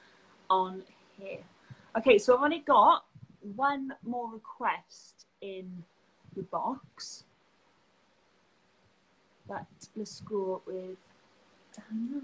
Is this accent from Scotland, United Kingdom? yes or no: no; Rhondda Valleys, Wales, United Kingdom; accent: Welsh; moved away as an adult; now in Cardiff, United Kingdom; From the Rhondda Valleys